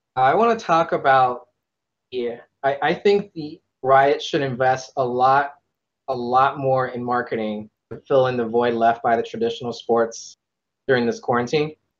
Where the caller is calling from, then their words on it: Northern Virginia, United States; I am also calling from Northern Virginia.